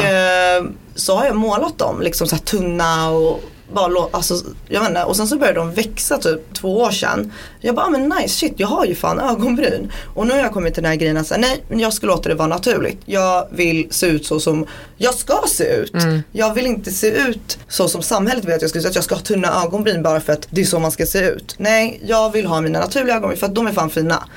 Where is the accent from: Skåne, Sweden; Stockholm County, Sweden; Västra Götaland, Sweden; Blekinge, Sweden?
Västra Götaland, Sweden; Borås; also born or lived in Baluchistan; jag är född i Borås